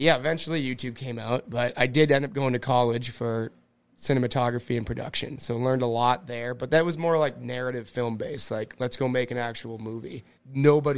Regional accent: Cloquet, Minnesota, United States; moved away; I'm from Cloquet, Minnesota

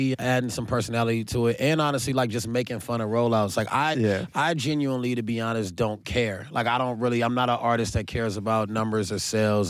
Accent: Carson, California, United States; I'm from Carson, DeLamo to be exact.

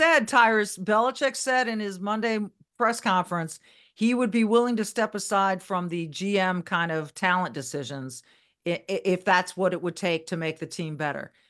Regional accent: Southern California, United States; moved away; I was born and raised in California

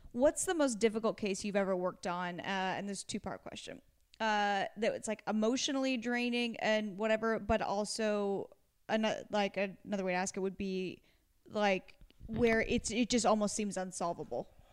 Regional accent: Pacific Northwest, United States; now in Los Angeles, United States; I'm from the Pacific Northwest.

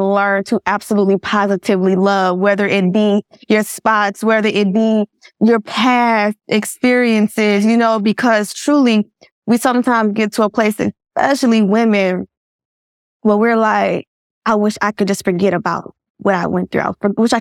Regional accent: Georgia, United States; I am born and raised in Georgia. I'm from Georgia.

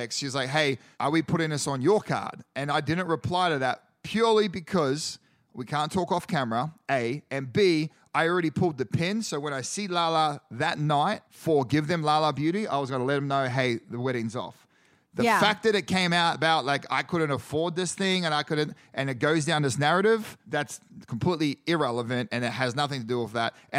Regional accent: Australia; moved away as an adult; now in United States

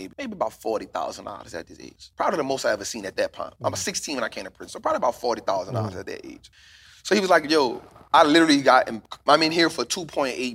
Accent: New Orleans, Louisiana, United States; also born or lived in Delaware; growing up in New Orleans

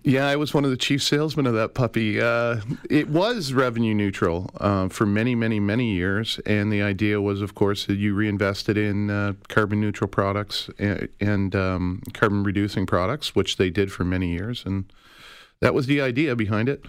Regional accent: Calgary, Alberta, Canada; now in Toronto, Canada; I grew up in Calgary

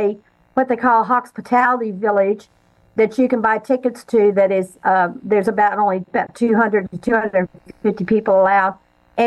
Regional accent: Houston, Texas, United States; also born or lived in Denver, Colorado; my father got transferred to Houston, Texas when I was 4.5 years old. So I consider myself a Texan.

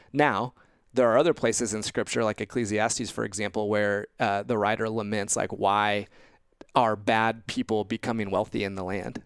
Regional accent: Indiana, United States; growing up in Indiana, uh, came to faith at a young age, age eleven at church camp, uh, in Indiana

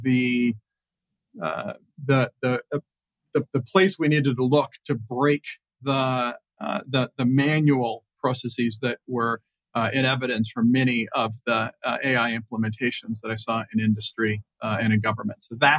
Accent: United States; we as American taxpayers

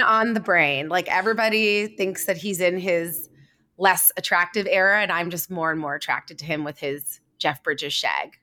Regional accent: Canada; I'm Canadian, so we are part of the Commonwealth

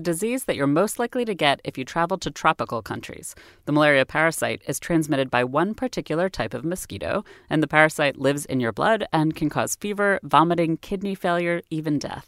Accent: United States; I'm American

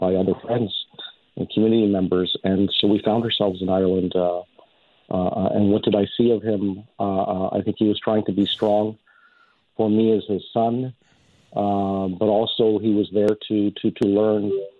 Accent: Canada; I came to Canada 6 months old. Canada's my home. It's my country. It's all I've ever known

